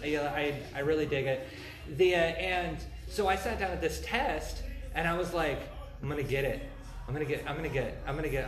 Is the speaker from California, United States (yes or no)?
no; Central Washington, United States; I grew up in Central Washington